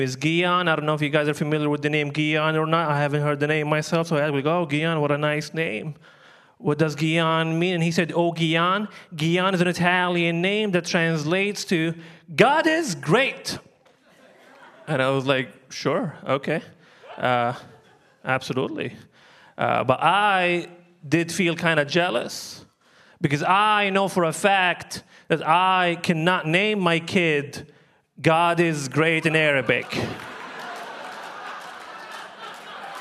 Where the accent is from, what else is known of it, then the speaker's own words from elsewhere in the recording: Libya; moved away; I'm from Libya originally, that's where I'm from.